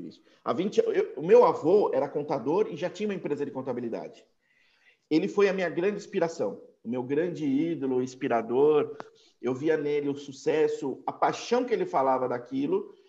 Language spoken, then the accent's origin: Portuguese; São Paulo, Brazil; Eu sou paulistano também, de São Paulo, mas um cidadão do mundo também